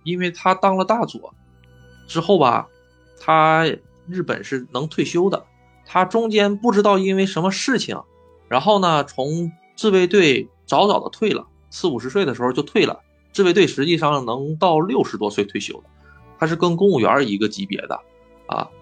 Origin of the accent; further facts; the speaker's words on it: China; now in Japan; 我是中国人